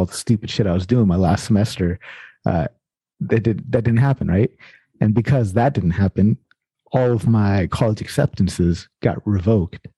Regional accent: Sacramento, California, United States; I grew up in Sacramento, South Sacramento, California

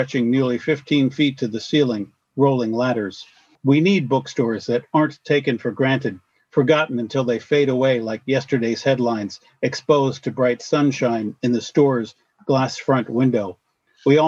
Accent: upstate New York, United States; also born or lived in Washington State; now in Washington, United States; I grew up on the East Coast in upstate New York

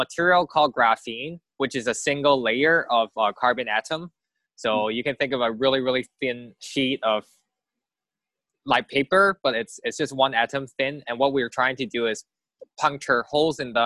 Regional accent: Hong Kong; moved away; also born or lived in Berkeley, California / Cambridge / Massachusetts; I grew up in Hong Kong, and that's kind of where everything is like a concrete jungle

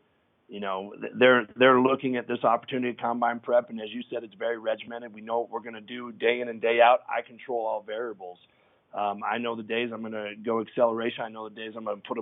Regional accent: Denver, Colorado, United States; I've been born and raised in Denver

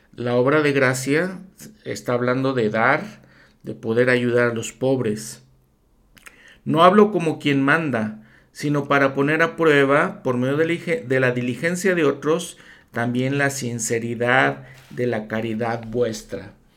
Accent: Mexico; yo siendo mexicano

